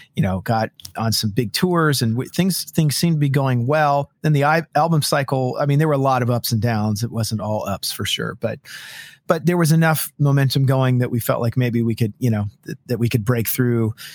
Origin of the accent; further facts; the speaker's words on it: California, United States; moved away as an adult; also born or lived in Los Angeles / Nashville; now in Washington, United States; I grew up in California